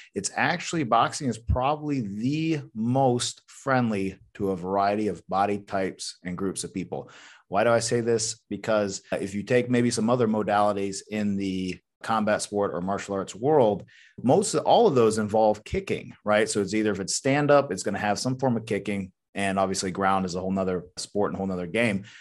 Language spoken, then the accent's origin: English; Athens, Georgia, United States; I was born in the South in North Georgia, Athens, Georgia, to be precise, and just raised fairly normal